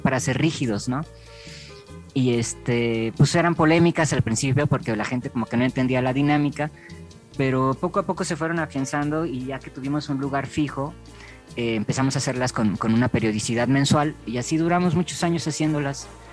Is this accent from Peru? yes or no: no; Mexico; Acá en México nos cuesta mucho trabajo mover la cadera